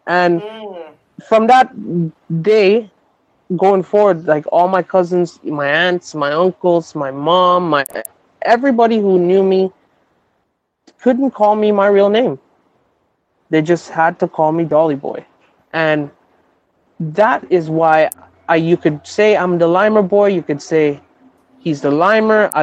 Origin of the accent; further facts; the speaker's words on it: Toronto, Ontario, Canada; I'm from Toronto